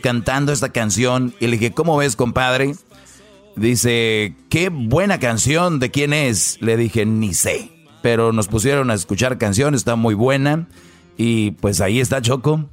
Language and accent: Spanish; Monterrey, Nuevo León, Mexico; Yo soy de Monterrey y allá nosotros es más norteñón.